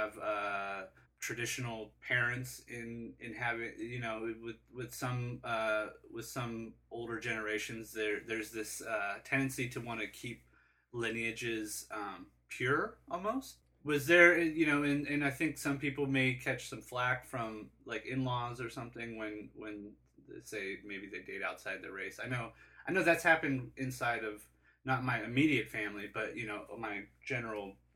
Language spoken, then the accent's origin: English; El Cajon, California, United States; we grew up in El Cajon, which is predominantly white, middle class